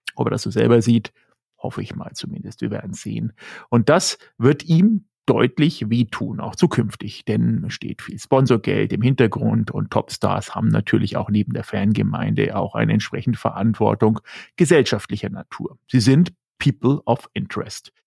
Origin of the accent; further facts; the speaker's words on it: Germany; als Deutscher